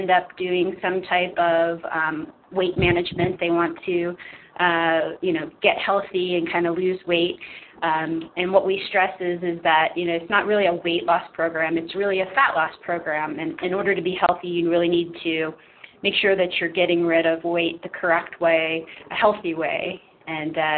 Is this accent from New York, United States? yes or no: no; Pittsburgh, Pennsylvania, United States; moved away as an adult; I'm from the Pittsburgh area originally